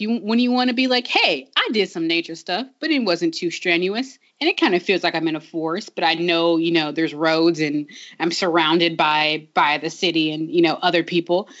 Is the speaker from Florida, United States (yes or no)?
no; Long Beach, California, United States; I'm from Long Beach, where um, that's a city that desperately wants to be Portland